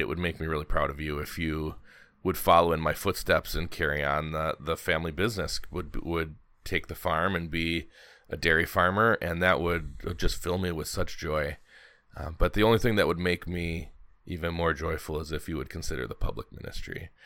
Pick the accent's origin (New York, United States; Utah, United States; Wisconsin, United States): Wisconsin, United States; Milwaukee; moved away; also born or lived in Alaska; growing up in Milwaukee, um, I follow all of the Wisconsin sports teams